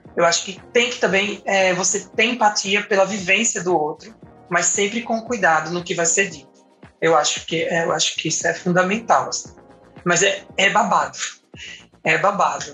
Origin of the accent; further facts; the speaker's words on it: Paraíba, Brazil; now in Recife, Brazil; sou paraibana, mas moro em Recife